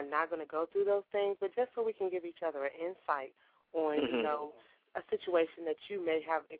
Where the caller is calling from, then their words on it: Maryland, United States; I'm calling from Maryland.